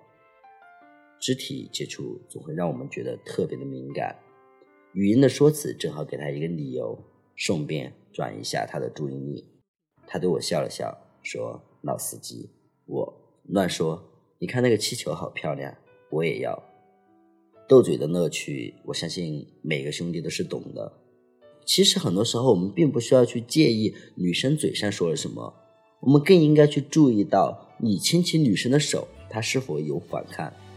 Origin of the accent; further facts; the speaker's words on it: Chongqing, China; moved away; 作为一个重庆人，且从来没有去过重庆主城区